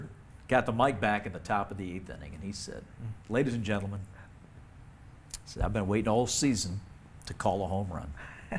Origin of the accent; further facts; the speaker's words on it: Salisbury, North Carolina, United States; I grew up in Salisbury, North Carolina.